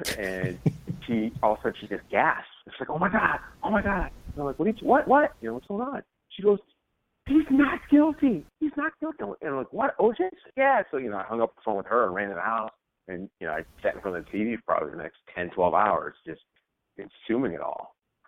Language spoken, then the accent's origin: English; Chicago, Illinois, United States; moved away as an adult; also born or lived in Chattanooga / Miami / New York City; now in Philadelphia, United States; I'm from Chicago, and so 21 years old, I get that, you know, job offer in Chattanooga.